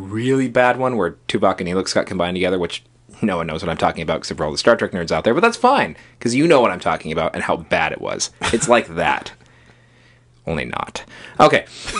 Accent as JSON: {"language": "English", "town": "Dublin", "region": "Leinster", "country": "Ireland", "tie": "born or raised there", "said": "I'm half Irish, and I grew up in Dublin, so maybe this is an Irish thing."}